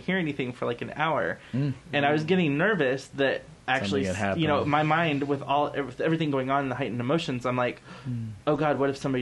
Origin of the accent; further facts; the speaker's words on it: Fresno, California, United States; moved away; growing up in Fresno